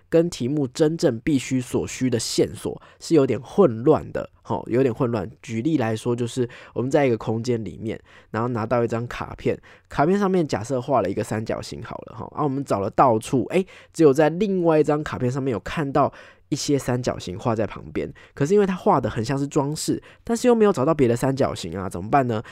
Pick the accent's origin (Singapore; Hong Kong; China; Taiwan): Taiwan; Taipei; 身为一个台北人